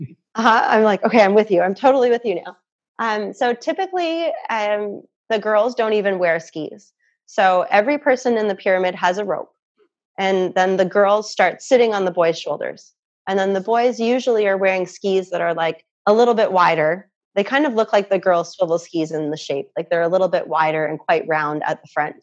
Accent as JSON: {"language": "English", "country": "Canada", "also_born_or_lived": "Muskoka, Canada", "said": "I have a Canadian passport because I'm I'm a Canadian."}